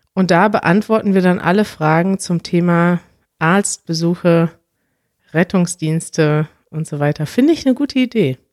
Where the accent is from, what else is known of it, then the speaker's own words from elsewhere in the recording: Germany; wir sind ja Deutsche